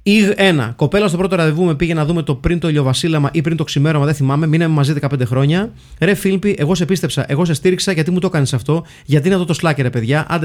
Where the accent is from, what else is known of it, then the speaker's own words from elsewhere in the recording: Livadeia, Central Greece, Greece; να τιμήσω και την πόλη μου τη Λιβαδιά.